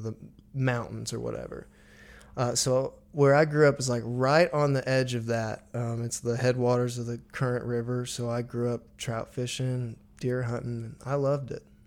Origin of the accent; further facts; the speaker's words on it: Missouri, United States; now in Nashville, United States; I loved growing up in Missouri